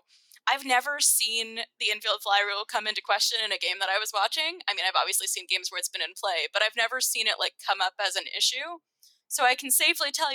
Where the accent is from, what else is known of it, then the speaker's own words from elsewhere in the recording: Massachusetts, United States; I grew up in Massachusetts.